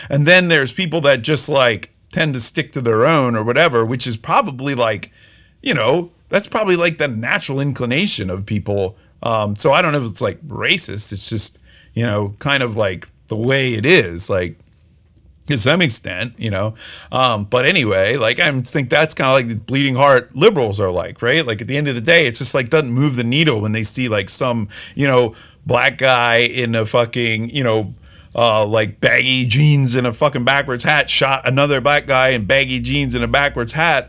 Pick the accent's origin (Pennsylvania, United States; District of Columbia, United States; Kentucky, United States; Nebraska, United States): Pennsylvania, United States; just outside of Philadelphia; I grew up just outside of Philly